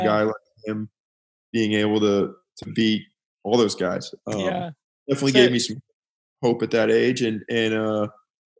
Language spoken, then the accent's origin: English; United States; a American tennis player